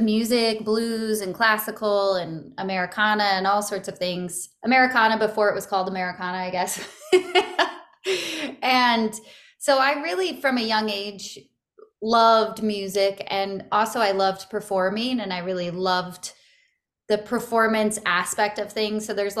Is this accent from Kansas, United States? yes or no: no; Santa Barbara, California, United States; Yeah, I grew up in Santa Barbara, California, and my family had moved around a lot, but that's primarily where I grew up and where I consider home.